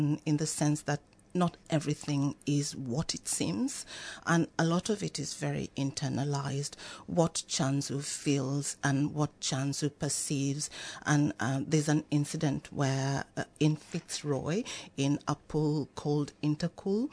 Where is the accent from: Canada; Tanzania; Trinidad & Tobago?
Tanzania; now in Australia; I come from Tanzania. I'm African Australian